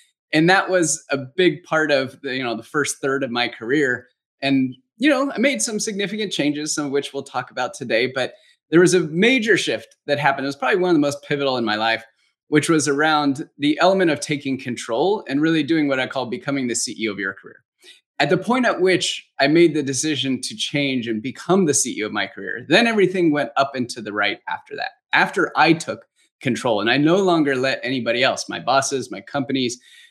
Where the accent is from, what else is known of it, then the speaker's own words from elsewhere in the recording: Los Angeles, California, United States; now in Phoenix, United States; I was born and raised in Los Angeles, California.